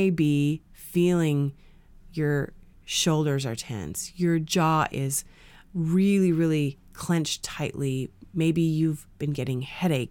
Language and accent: English; Canada; growing up in Canada